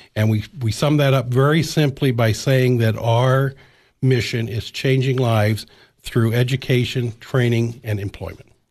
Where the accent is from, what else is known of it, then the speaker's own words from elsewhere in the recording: Illinois and Iowa border, Midwest, United States; moved away as an adult; now in Cookeville, United States; Grew up in Illinois and Iowa on the border there